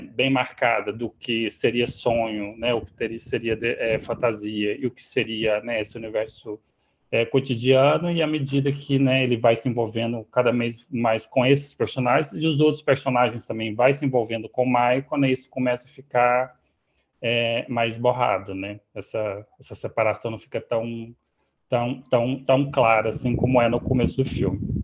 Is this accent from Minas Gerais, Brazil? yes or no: no; Catalão, Goiás, Brazil; moved away as an adult; now in Rio de Janeiro, Brazil; eu passei minha vida toda até os 26 anos em Catalão